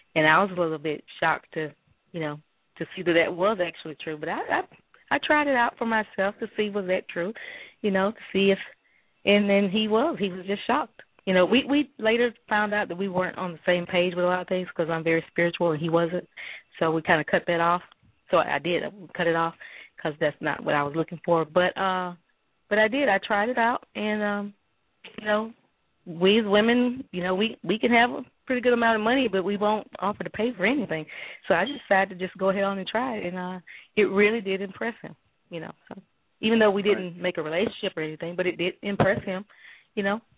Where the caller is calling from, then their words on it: Alabama, United States; I'm calling in from Alabama.